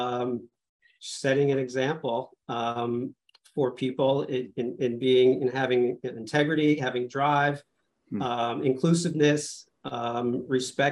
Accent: Old Bridge, New Jersey, United States; I grew up in New Jersey in Old Bridge, Central Jersey

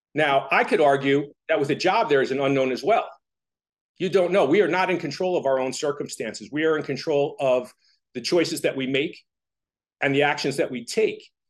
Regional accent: Toms River, New Jersey, United States; I grew up in Tom's River

